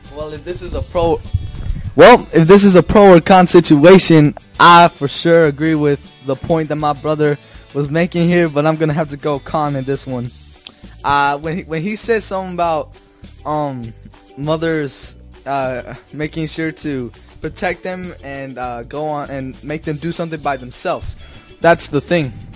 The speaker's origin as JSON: {"language": "English", "town": "Denver", "region": "Colorado", "country": "United States", "tie": "born or raised there", "said": "I was born in the United States in Denver, Colorado. That's my hometown."}